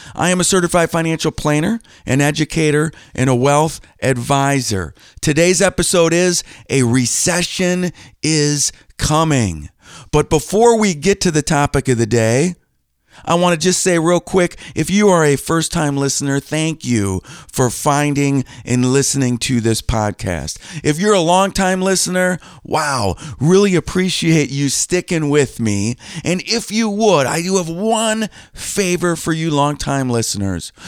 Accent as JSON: {"language": "English", "town": "Green Bay", "region": "Wisconsin", "country": "United States", "tie": "born or raised there", "said": "I grew up just a few minutes from Lambeau Field"}